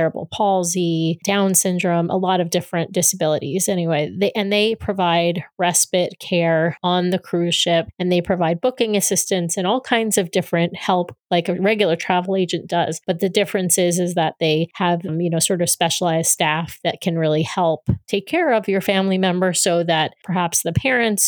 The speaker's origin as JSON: {"language": "English", "region": "Northeast", "country": "United States", "tie": "born or raised there", "said": "I grew up in the Northeast"}